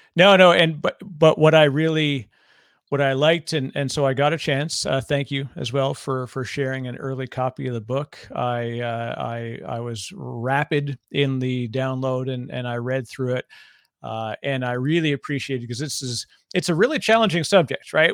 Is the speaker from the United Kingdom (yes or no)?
no; Toronto, Ontario, Canada; I'm from Toronto